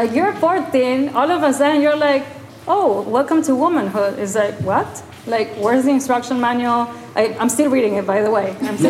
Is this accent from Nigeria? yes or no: no; Mexico; moved away as an adult; my parents, I grew up in Mexico, but then we all left Mexico when I was 22. And I didn't reconnect with Mexico.